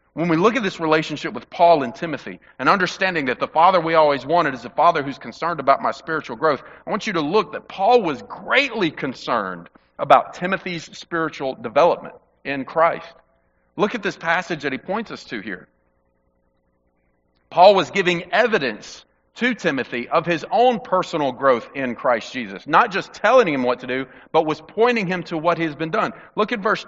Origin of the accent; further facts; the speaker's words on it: Mississippi, United States; growing up in the Mississippi heat